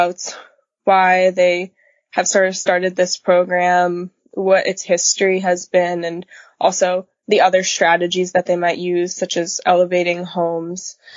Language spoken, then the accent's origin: English; New Jersey, United States; moved away as an adult; now in Delaware, United States; New Jersey, which is my home state